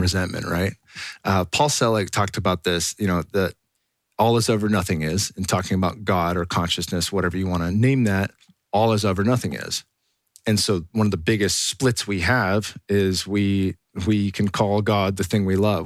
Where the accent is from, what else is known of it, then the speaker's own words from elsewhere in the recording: Silicon Valley, California, United States; growing up in the Silicon Valley